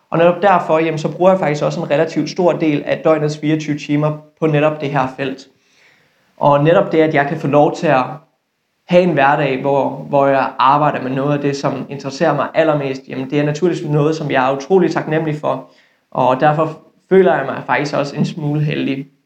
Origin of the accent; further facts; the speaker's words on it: West Jutland, Denmark; accent: Jutlandic; Jeg er 24 år gammel, og så kommer jeg fra Vestjylland. Det er, det er egentlig sjældent, at folk kommenterer på min dialekt, men jeg kan ikke afvise, at I måske kan ane